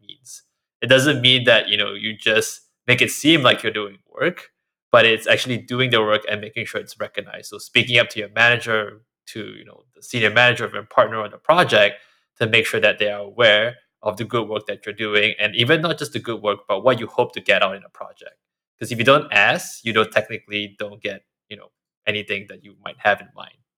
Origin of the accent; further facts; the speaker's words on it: Singapore; now in United States; I grew up in Singapore where you're always told to be modest and not kind of toot your own horn